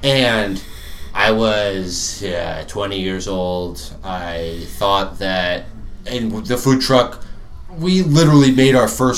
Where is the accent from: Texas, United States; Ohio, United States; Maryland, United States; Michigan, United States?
Maryland, United States; Arundel; I grew up in Arundel